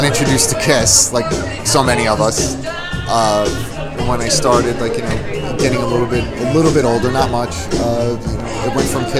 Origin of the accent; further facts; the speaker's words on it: New York City, New York, United States; now in New Jersey, United States; I'm from Brooklyn, New York. I live in New Jersey now